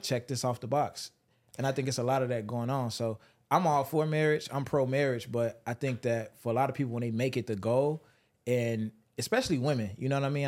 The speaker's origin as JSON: {"language": "English", "town": "Chicago", "region": "Illinois", "country": "United States", "said": "I'm from Chicago."}